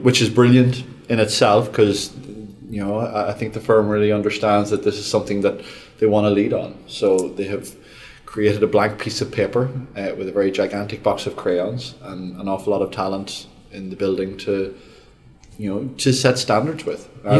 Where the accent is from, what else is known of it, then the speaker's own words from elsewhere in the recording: Australia; accent: Australian; On the yes side, with my big Australian accent.